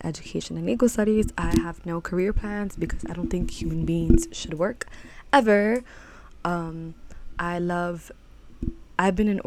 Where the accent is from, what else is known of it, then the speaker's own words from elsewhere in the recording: New York City, New York, United States; I was raised in Harlem, New York.